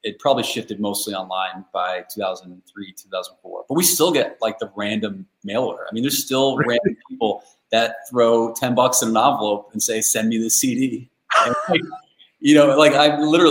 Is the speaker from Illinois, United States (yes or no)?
no; Central Connecticut, United States; moved away as an adult; also born or lived in Vermont; now in Boston, United States; I'm from Central Connecticut originally